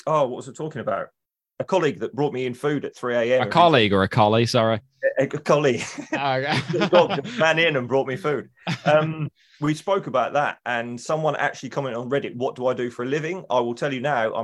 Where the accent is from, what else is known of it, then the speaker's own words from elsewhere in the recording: United Kingdom; as a Brit